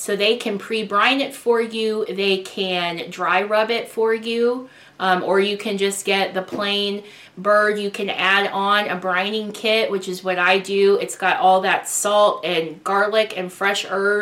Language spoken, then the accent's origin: English; Columbia, Missouri, United States; Had a big family gathering in my hometown of Columbia, Missouri, with my dad and stepmom